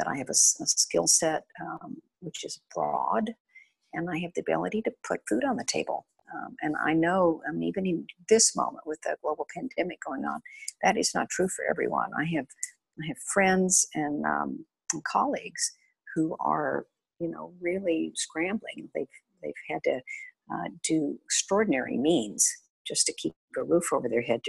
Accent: West Texas, United States; I grew up in West Texas in oil fields

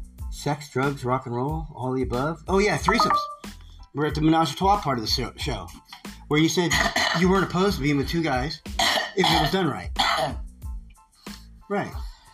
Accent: Monterey, California, United States; We're from Monterey, California.

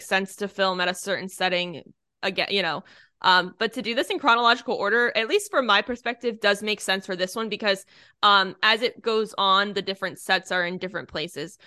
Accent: Northeast, United States; now in Florida, United States; growing up in the Northeast, we did hayrides all the time

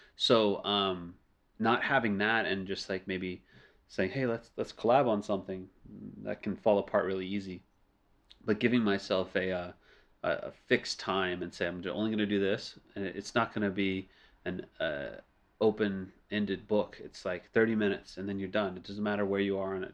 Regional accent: New Orleans, Louisiana, United States; first language English; moved away as an adult; now in Beijing, China; New Orleans, sadly, is my hometown

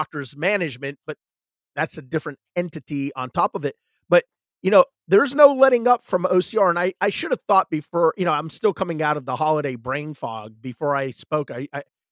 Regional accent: the South, United States; I'm from the South.

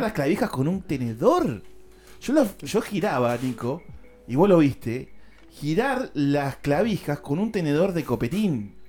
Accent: La Plata, Buenos Aires Province, Argentina; acá en mi país, en La Plata

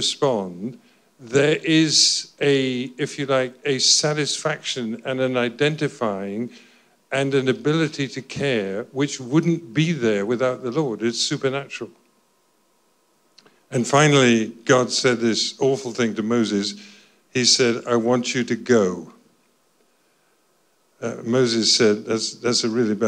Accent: Scotland, United Kingdom; I'm Scottish

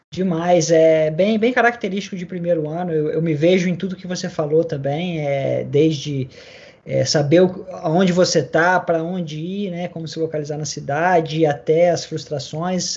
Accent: Vila Velha, Espírito Santo, Brazil; now in Melbourne, Australia; eu sou de Vila Velha, no Espírito Santo

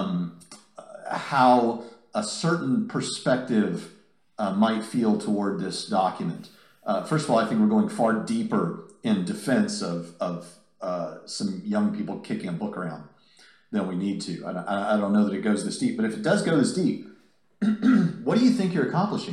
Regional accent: Nashville, Tennessee, United States; Nashville, Tennessee, not far from here, my hometown, what I consider to be my hometown

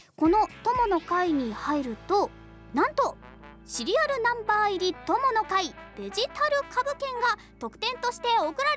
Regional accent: Kitakyushu, Fukuoka, Japan; 私が生まれ育った北九州市

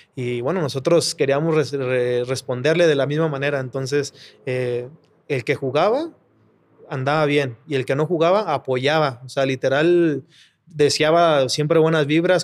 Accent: Mexico City, Mexico; como yo soy aquí de Ciudad de México, mi familia siempre ha trabajado en Tepito, de que ha vendido ropa y todo ese rollo. Yo pues crecí también en Tepito jugando

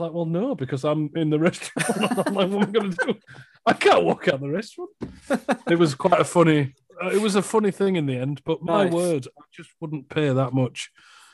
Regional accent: United Kingdom; I am British

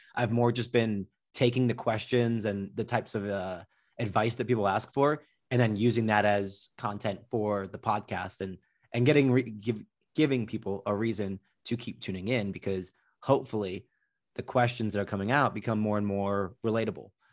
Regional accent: Slough, South East England, United Kingdom; born or raised there; now in United States

